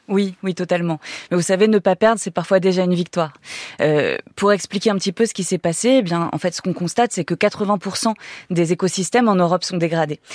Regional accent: France

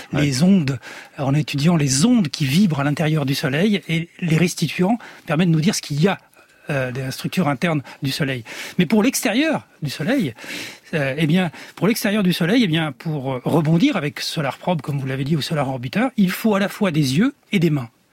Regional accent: France; je suis un enfant du soleil, de l'autre côté aussi de la Méditerranée, même si je suis né là, en France

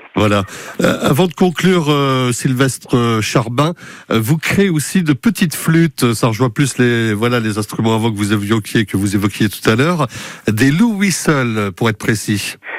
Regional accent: Mayenne, Pays de la Loire, France; chez nous, en Mayenne

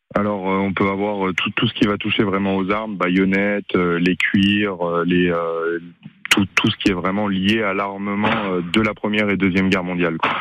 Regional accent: Anjou, Pays de la Loire, France; je suis originaire de, de l'Anjou

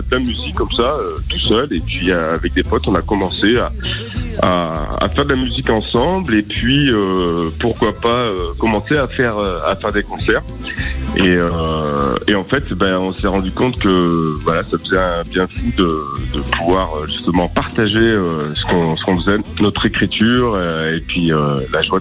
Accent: Saint-Étienne, Auvergne-Rhône-Alpes, France; je suis né à saint etienne donc euh, voilà, j'ai fait toute euh, mon enfance euh, à Saint-Étienne, euh, ma scolarité

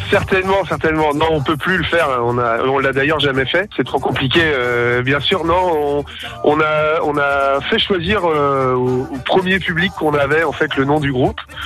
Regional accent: Breton, Brittany, France; also born or lived in Canada; on est breton

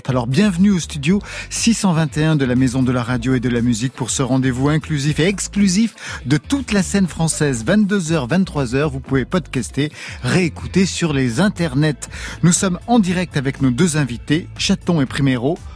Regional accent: Belgium; Je suis belge.

